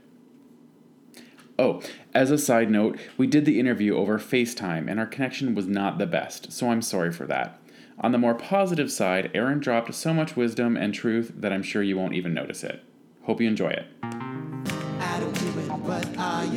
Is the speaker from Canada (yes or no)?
yes; Toronto, Ontario, Canada; I was born in Etobicoke, the west end of Toronto.